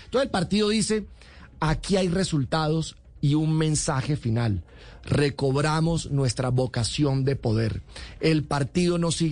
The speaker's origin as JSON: {"language": "Spanish", "region": "Caribbean Region", "country": "Colombia", "said": "Yo soy un hombre de la región, vengo del Caribe colombiano, soy un orgulloso caribeño"}